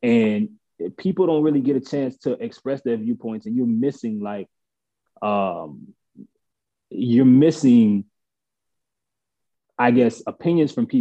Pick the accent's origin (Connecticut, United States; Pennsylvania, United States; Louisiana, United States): Louisiana, United States; New Orleans; I'm from New Orleans